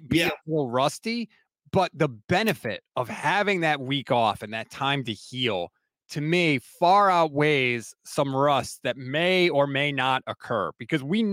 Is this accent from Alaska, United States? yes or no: no; Connecticut, United States; I'm in my house, born and raised in Connecticut. I actually grew up. I still live like 20 minutes away from ESPN